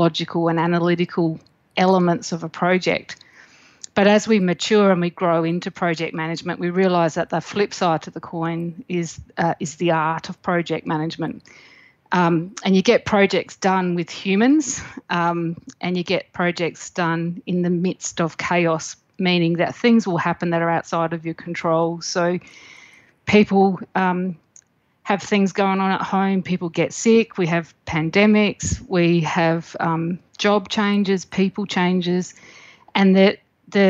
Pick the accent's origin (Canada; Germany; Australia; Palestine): Australia; the Mallee, South Australia; I grew up in the Mallee in South Australia